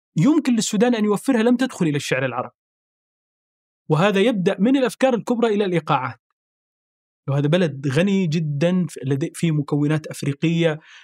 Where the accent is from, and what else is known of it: Saudi Arabia; born or raised there; moved away as an adult; also born or lived in Sudan; now in Paris, France